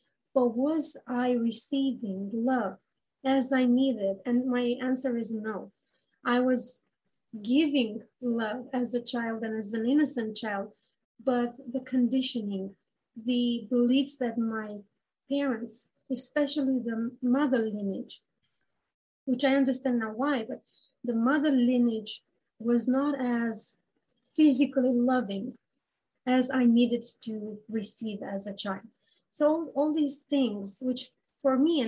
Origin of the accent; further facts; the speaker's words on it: Romania; moved away as an adult; now in Canada; I come from Romania